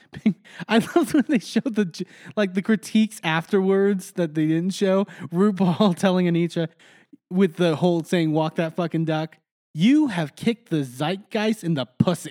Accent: Texas, United States; moved away as an adult; now in Pittsburgh, United States; I grew up in Texas since I was four years old

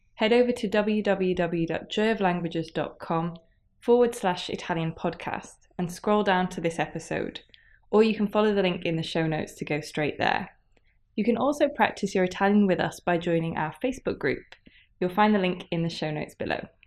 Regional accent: England, United Kingdom; io sono inglese

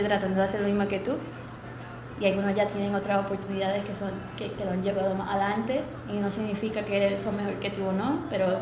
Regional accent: Trujillo Alto, Puerto Rico; born or raised there; also born or lived in Germany / Texas / New York / London

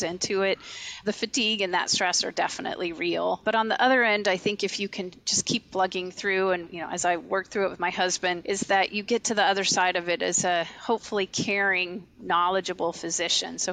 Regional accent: Louisville, Kentucky, United States; I grew up in Louisville, Kentucky, and my dad was a physician.

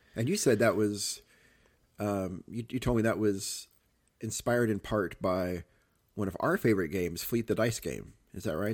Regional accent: Cape Girardeau, Missouri, United States; growing up in Cape Torino

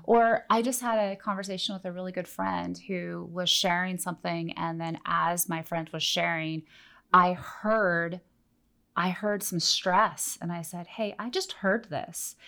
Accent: Oregon, United States; moved away; I grew up in Oregon

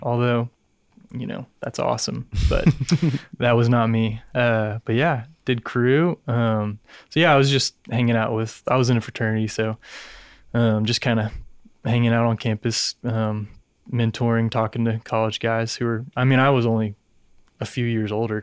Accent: Dallas, Texas, United States; born and raised in Dallas

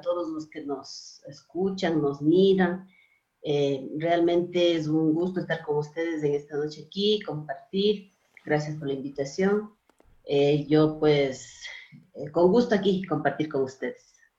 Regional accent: Otavalo, Imbabura, Ecuador; yo soy de Imbabura, de Otavalo

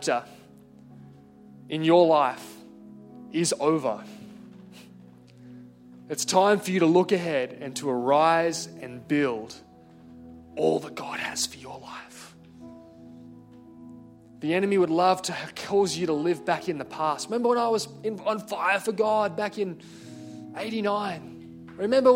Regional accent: Hunter Valley, New South Wales, Australia; I grew up in the Hunter Valley

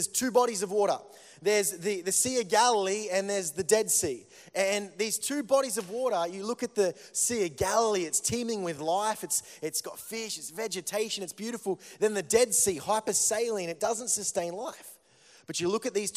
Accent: Melbourne, Victoria, Australia; I come from Melbourne

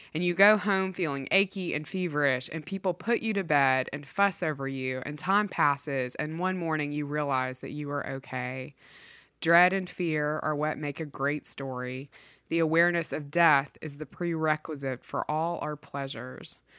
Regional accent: Mississippi, United States; I grew up in Mississippi

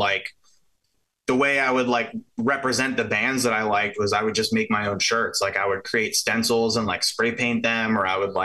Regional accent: Pittsburgh area, Pennsylvania, United States; The area I grew up was like, so I'm from Pittsburgh. I'm from like half an hour south of the city.

